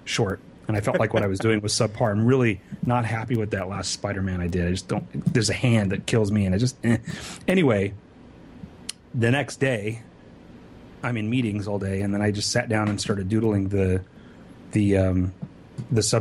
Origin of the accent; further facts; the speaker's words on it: California, United States; also born or lived in Sacramento; I'm from California.